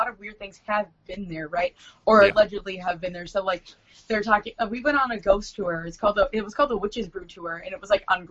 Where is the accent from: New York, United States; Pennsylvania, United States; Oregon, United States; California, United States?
California, United States; Fullerton; I was born in Fullerton, California